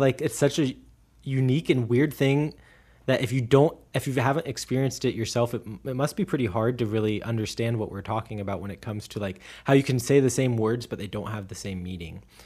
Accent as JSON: {"language": "English", "region": "Midwest", "country": "United States", "also_born_or_lived": "Erfurt, Germany", "first_language": "English", "moved": "as an adult", "lives_now": "Germany", "said": "as a Midwesterner"}